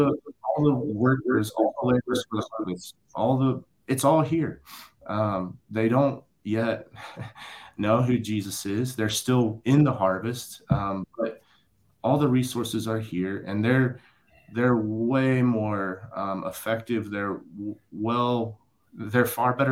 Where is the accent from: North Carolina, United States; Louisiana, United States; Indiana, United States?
Indiana, United States; rural; moved away as an adult; coming from rural Indiana.